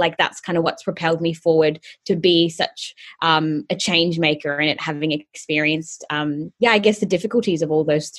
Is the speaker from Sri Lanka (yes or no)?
yes; Colombo, Western Province, Sri Lanka; also born or lived in Bahrain; So basically, I am Sri Lankan by nationality, and I was born in Colombo, and then at the age of 3 months, flew back to where my parents were living in Bahrain in the Middle East.